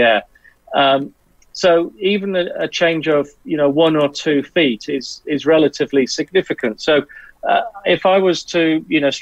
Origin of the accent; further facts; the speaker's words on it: Southwest Wales, United Kingdom; I grew up in Southwest Wales